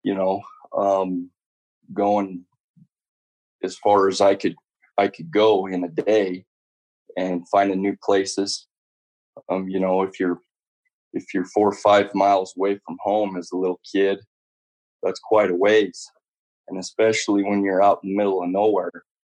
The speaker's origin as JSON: {"language": "English", "town": "Elko", "region": "Nevada", "country": "United States", "tie": "born or raised there", "said": "I grew up in Elko, Nevada."}